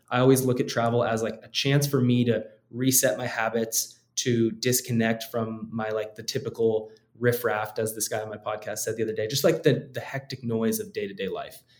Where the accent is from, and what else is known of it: United States